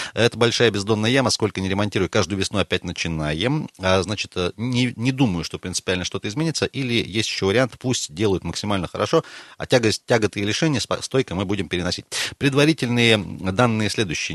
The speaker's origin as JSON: {"language": "Russian", "region": "Siberia", "country": "Russia", "said": "мы сибиряки"}